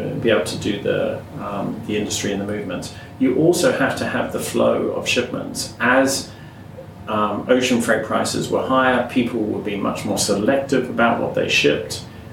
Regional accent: Hong Kong; Well, I grew up in Hong Kong, so I'm an expat family.

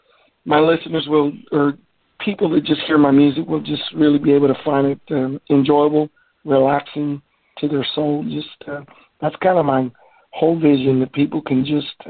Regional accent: Mission, Texas, United States; now in Grand Prairie, United States; I grew up down in South Texas, down in Mission, town. It's a small town down in South Texas near the border. They call it the Rio Grande Valley

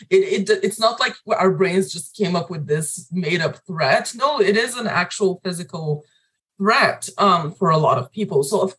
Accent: Bulgaria; accent: Bulgarian; English is a second language; now in United States; When I first came to the US, obviously my accent was different. It was a little thicker, like a little more Bulgarian sounding.

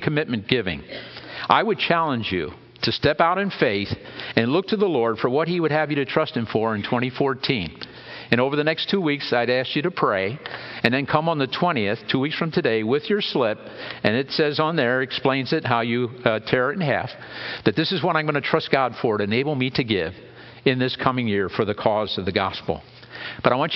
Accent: Lebanon County, Pennsylvania, United States; I grew up in Lebanon County

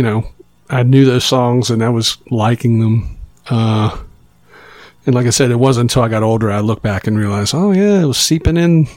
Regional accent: Roanoke and Chesapeake, Virginia, United States; my mom remarried and we moved away from Roanoke to Chesapeake, Virginia, which is just outside of Norfolk

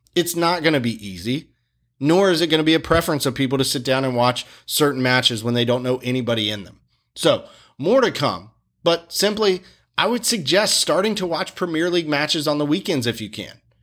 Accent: Wilmington, North Carolina, United States; my hometown of Wilmington, North Carolina

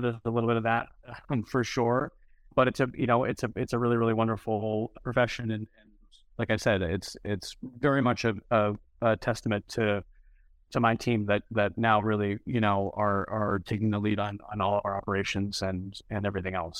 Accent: New England, United States; now in San Francisco, United States; I'm originally from New England

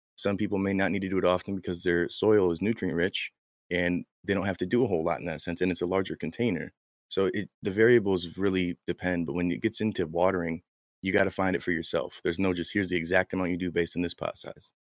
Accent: Michigan, United States; I'm from Michigan, we say things wrong

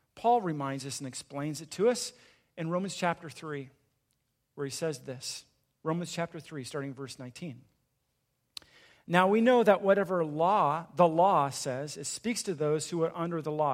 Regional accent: Southern California, United States; I grew up in a small town in Southern California

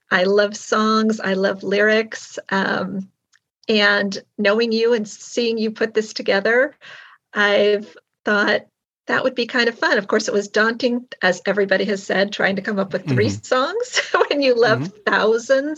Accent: Long Beach, California, United States; now in Irvine, United States; I grew up in Long Beach, which is LA County.

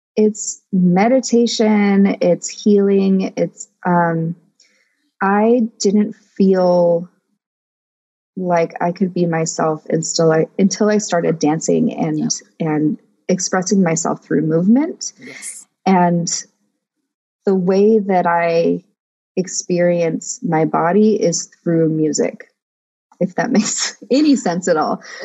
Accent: United States; I'm Greek, Hungarian, and Persian by blood, and I'm American by, you know, culture.

